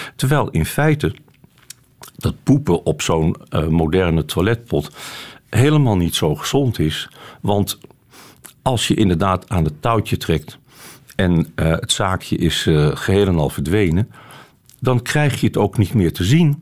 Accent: Amsterdam, North Holland, Netherlands; moved away; also born or lived in Haarlem; ik ben eh, geboren in Haarlem en opgegroeid in Amsterdam. En eh, ik woon in geen van beide meer

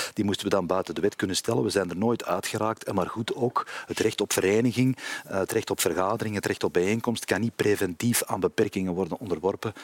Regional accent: Kempen, Flanders, Belgium; also born or lived in Antwerp; Als Kempenaar, ik ben een eh, Antwerpse Kempenaar of een Kempische Antwerpenaar

